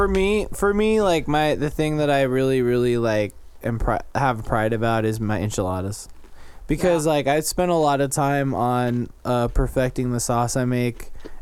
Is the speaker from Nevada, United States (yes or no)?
yes; Las Vegas, Nevada, United States; I was born and raised in Vegas